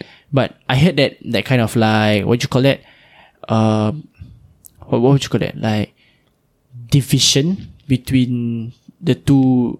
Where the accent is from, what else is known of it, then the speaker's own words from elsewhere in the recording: Singapore; we Singaporean Malays